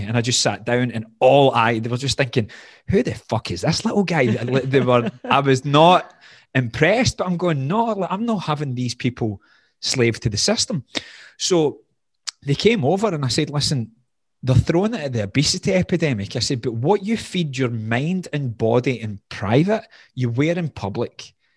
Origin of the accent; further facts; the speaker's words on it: Glasgow, Scotland, United Kingdom; accent: Scottish, Glaswegian; moved away as an adult; also born or lived in Doha, Qatar; The accent becomes more Glaswegian